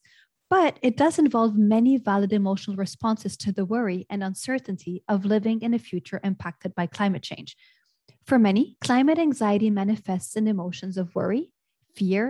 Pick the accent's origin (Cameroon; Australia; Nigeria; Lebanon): Lebanon; moved away as an adult; also born or lived in United States; growing up in Lebanon, and then I moved to the United States